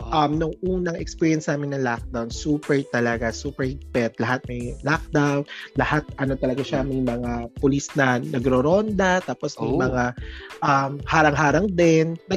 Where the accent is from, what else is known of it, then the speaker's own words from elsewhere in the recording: Philippines; moved away as an adult; now in Malaysia; I'm from Philippines, exported here in Malaysia.